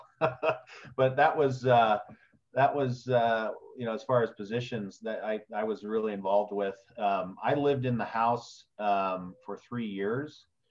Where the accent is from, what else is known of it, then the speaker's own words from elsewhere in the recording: West Lafayette, Indiana, United States; also born or lived in Wales / Bloomington, Indiana; I grew up in Indiana. My uh, grew up on Purdue University's campus